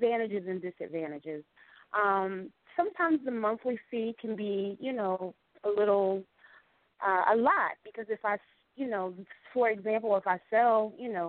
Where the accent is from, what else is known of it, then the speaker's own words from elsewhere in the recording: the North, United States; moved away as an adult; now in North Carolina, United States; I'm from the North